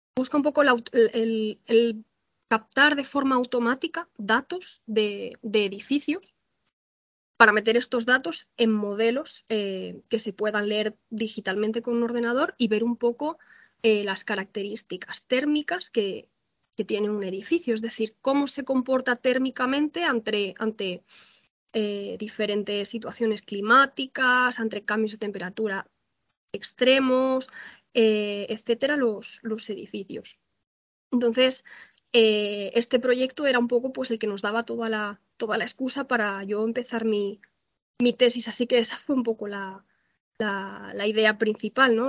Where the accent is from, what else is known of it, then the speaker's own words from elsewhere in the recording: Valencian Community, Spain; moved away as an adult; now in Ciudad Real, Spain; yo soy valenciana, estudié arquitectura en la Universidad Politécnica de Valencia